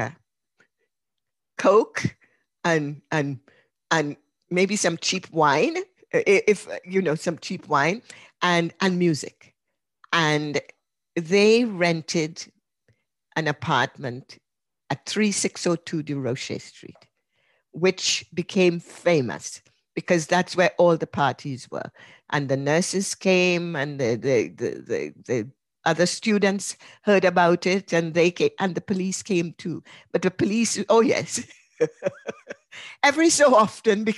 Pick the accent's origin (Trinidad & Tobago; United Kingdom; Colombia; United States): Trinidad & Tobago; moved away as an adult; also born or lived in Montreal, Canada; I grew up in Trinidad. I arrived at McGill at the age of 20